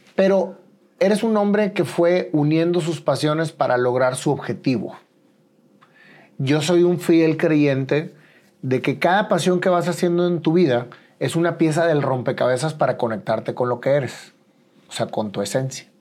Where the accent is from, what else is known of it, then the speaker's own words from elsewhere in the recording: Mexico; Nosotros como mexicanos